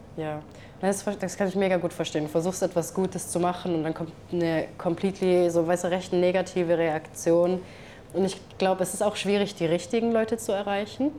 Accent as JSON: {"language": "German", "country": "Singapore", "tie": "born or raised there", "moved": "as an adult", "lives_now": "Switzerland", "said": "ich bin in Singapur aufgewachsen"}